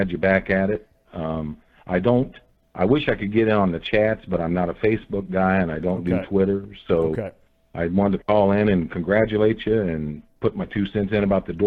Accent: Centerville, Ohio, United States; also born or lived in Kettering, Ohio; I'm from Centerville, up north near Dayton

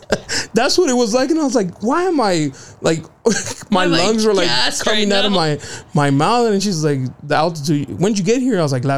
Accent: San Diego, California, United States; San Diego.

